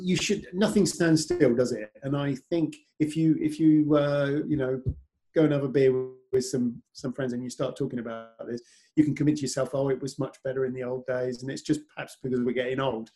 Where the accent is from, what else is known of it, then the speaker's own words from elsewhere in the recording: near Oxford, South East England, United Kingdom; I was 30 miles from Silverstone, lived near Oxford.